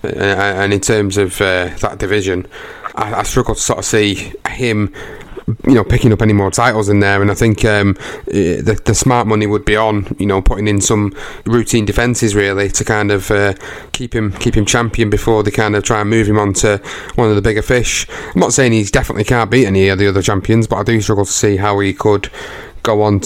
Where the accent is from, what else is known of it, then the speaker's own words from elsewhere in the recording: United Kingdom; Obviously, you know, being British, you want to support your home contingent.